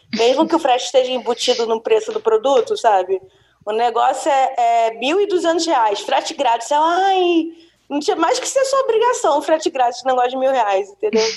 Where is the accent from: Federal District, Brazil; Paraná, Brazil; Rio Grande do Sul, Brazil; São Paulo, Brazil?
Federal District, Brazil; Brasília; eu nasci em Brasília